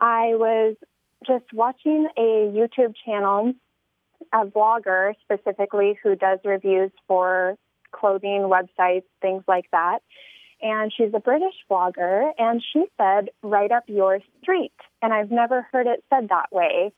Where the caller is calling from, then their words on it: Washington, United States; I'm calling from Washington State